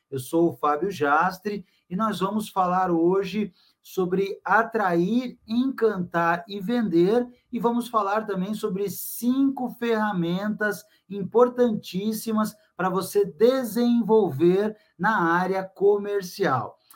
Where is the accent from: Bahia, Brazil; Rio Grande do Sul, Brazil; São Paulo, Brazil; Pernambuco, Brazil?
São Paulo, Brazil; São Vicente; Eu sou natural da cidade de São Vicente, lá no litoral de São Paulo